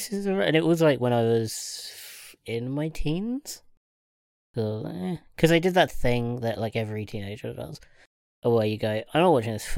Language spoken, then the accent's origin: English; United Kingdom; That, as British kid, people... I don't know